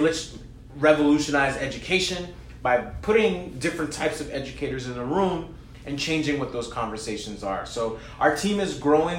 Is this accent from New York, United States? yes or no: yes; New York City, New York, United States; also born or lived in Brooklyn / Bronx; I'm from Queens